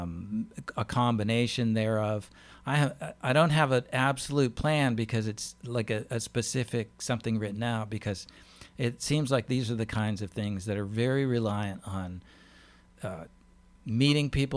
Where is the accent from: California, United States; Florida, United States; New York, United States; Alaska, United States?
Alaska, United States; also born or lived in Pennsylvania; now in Maryland, United States; I'm from Alaska originally